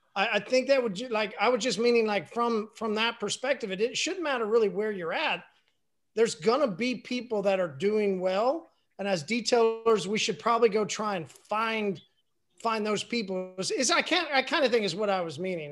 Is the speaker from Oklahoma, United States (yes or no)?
yes; Oklahoma, United States; I'm from Oklahoma.